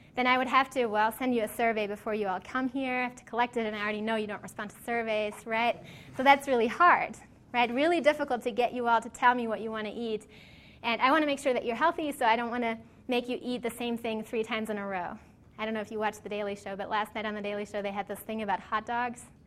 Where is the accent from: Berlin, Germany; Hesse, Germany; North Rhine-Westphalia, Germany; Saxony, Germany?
North Rhine-Westphalia, Germany; Cologne; moved away; It's a shopping street in my hometown in Cologne in Germany.